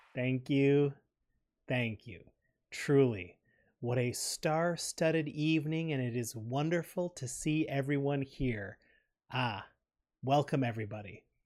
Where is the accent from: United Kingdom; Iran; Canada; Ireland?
Canada; We're proud Canadian podcasters